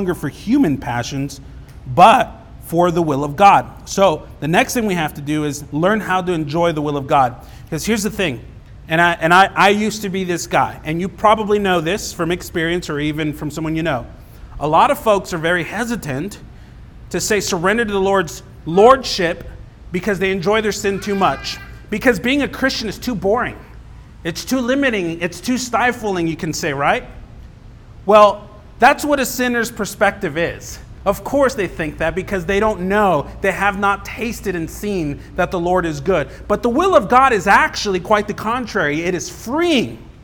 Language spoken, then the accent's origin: English; Los Angeles, California, United States; moved away; I grew up in Los Angeles